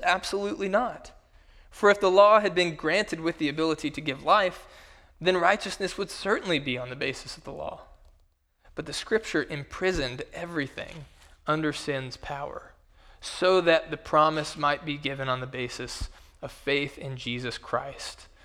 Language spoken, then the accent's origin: English; Kentucky, United States; in my home state, in the state of Kentucky